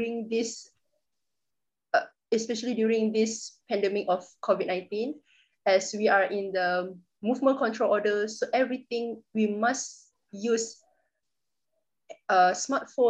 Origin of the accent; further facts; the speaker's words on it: Ipoh, Perak, Malaysia; I am from Malaysia, Ipoh, Perak to be exact